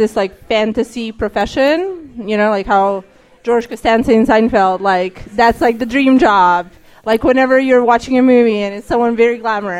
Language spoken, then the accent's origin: English; Serbia; moved away as an adult; now in Washington, D.C., United States; I hated America for about a month while America was bombing my hometown.